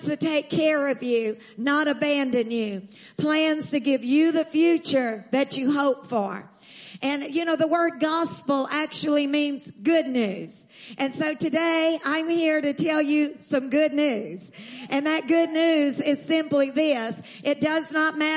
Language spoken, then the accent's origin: English; Texas, United States; I'm from Texas